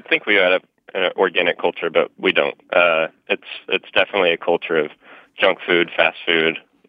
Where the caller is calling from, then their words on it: Indianapolis, Indiana, United States; I'm calling from Indianapolis, Indiana.